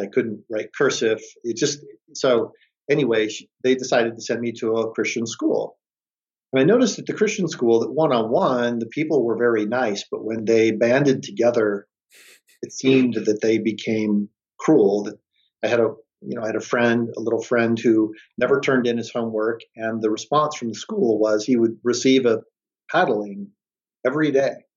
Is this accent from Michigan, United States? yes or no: yes; Detroit, Michigan, United States; I grew up in Detroit, Michigan